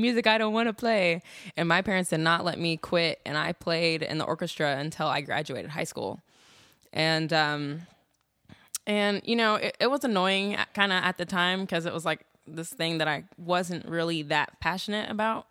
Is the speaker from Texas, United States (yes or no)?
no; Des Moines, Iowa, United States; moved away as an adult; now in Austin, United States; growing up in Des Moines, Iowa